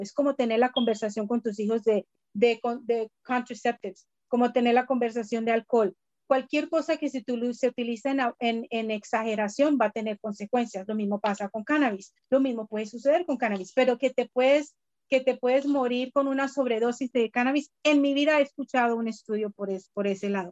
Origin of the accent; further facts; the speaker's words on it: Colombia; moved away; siendo colombiana y teniendo familia, médicos, doctores en Colombia